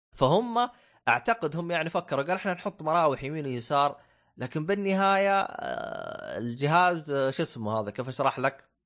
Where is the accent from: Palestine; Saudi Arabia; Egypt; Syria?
Saudi Arabia; عندنا في السعوديه